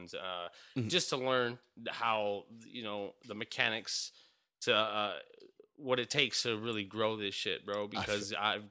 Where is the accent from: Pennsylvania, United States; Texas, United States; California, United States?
California, United States; Los Angeles; moved away as an adult; now in Phoenix, United States; I'm from East Los Angeles, California